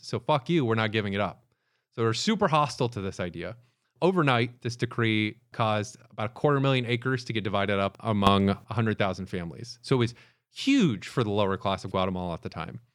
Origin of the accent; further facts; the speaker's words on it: Tampa, Florida, United States; Growing up in Florida